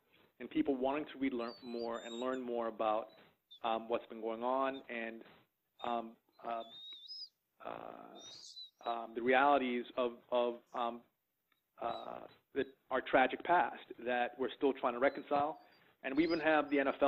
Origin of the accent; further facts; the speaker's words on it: Boston, Massachusetts, United States; as a young black man growing up in Boston